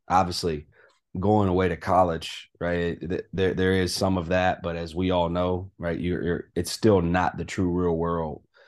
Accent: Durham, North Carolina, United States; moved away as an adult; also born or lived in Kentucky / Stanford, California / Richmond, Virginia; growing up there all the way through high school, um, you know, being from North Carolina

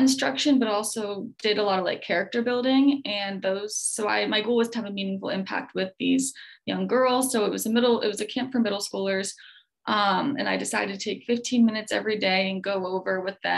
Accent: Lock Haven, Pennsylvania, United States; moved away as an adult; I'm originally from Lock Haven, which is right around, you know, State College in Williamsport

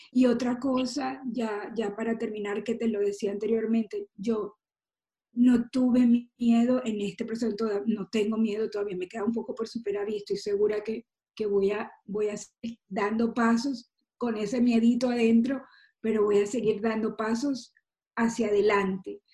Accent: Maracaibo, Zulia, Venezuela; como buena maracucha

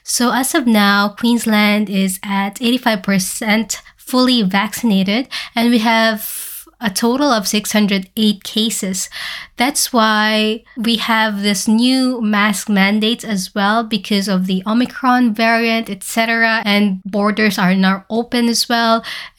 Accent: Philippines; So currently, the Philippines, my home country, has been hit by a massive Category 5 typhoon named Odette

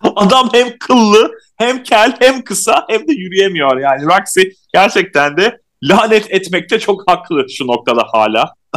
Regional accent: İzmir, Turkey; İzmirliyim ben de.

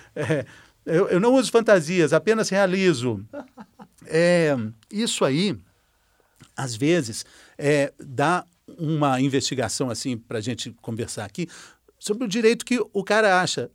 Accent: Minas Gerais, Brazil; eu sou mineiro mineiro

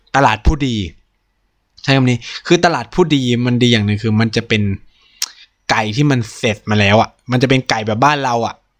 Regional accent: Isan, Thailand; moved away; also born or lived in Delhi; เกิดและเติบโตในภาคอีสานของประเทศไทย

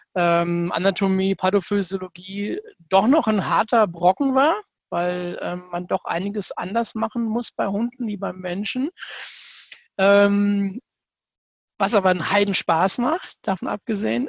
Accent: Southern Hesse, Germany; komme aus dem schönen Südhessen.

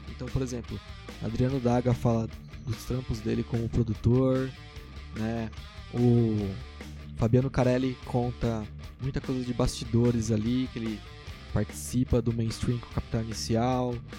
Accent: Guarulhos, São Paulo, Brazil; a gente é de Guarulhos, a gente é muito orgulhoso de ser de Guarulhos

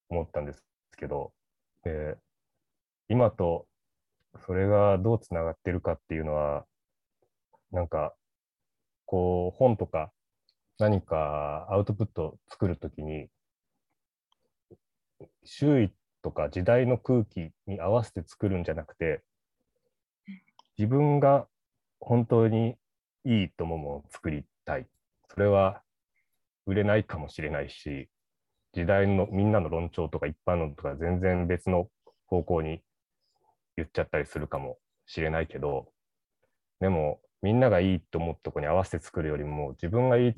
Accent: Ishikawa, Japan; moved away as an adult; 18歳で神戸の大学に入って、石川出身なんですけど、その時に、こう、自分の方言を強制してしまったことがあの本当にかっこつけた方を間違えたなって今思うっていうのがあって、なんか石川って、まあ、方言でまあなまってるんですけど

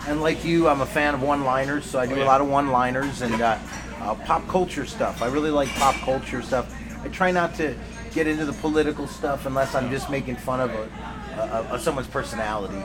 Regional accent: Los Angeles, California, United States; also born or lived in Connecticut; I grew up here in Los Angeles

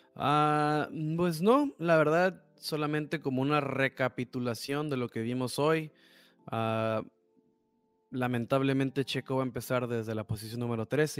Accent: Tijuana, Baja California, Mexico; como somos de Tijuana

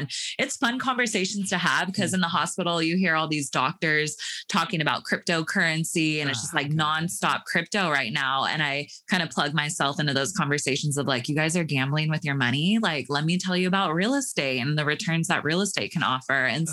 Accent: Sacramento, California, United States; I grew up in Sacramento

